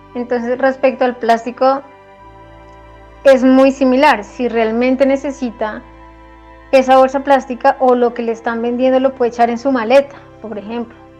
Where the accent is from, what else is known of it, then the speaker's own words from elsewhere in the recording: Colombia; nosotros como colombianos